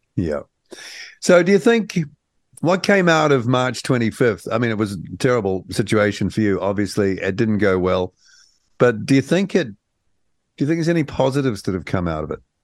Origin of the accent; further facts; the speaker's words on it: New Zealand; as a New Zealander